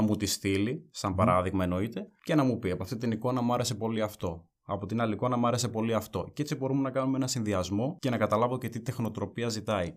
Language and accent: Greek; Evropos, Central Macedonia, Greece; also born or lived in Kilkis; Μένω στο Κυλική από το 11 και η καταγωγή μου είναι από τον Εύρωπο Κυλική